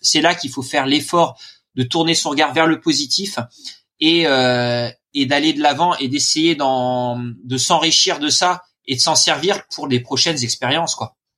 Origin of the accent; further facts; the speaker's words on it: Normandy, France; je suis normand.